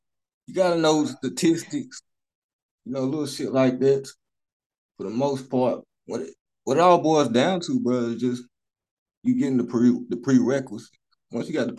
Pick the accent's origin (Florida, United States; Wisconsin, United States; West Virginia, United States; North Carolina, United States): North Carolina, United States; also born or lived in Charlotte, North Carolina; now in Greensboro, United States; North Carolina, man.